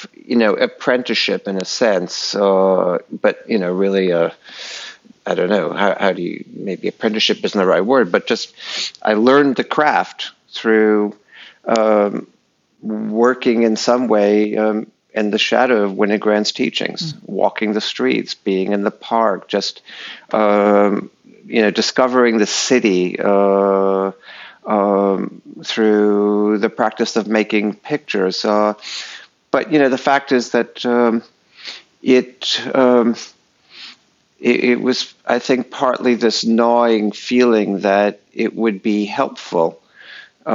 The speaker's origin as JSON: {"language": "English", "region": "New England", "country": "United States", "tie": "born or raised there", "moved": "yes", "said": "I grew up in New England."}